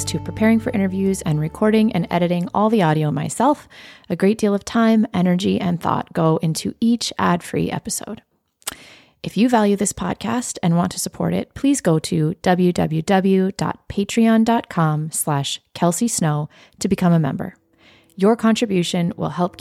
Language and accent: English; South Dakota, United States; moved away; the town that I grew up in South Dakota, which is 900 people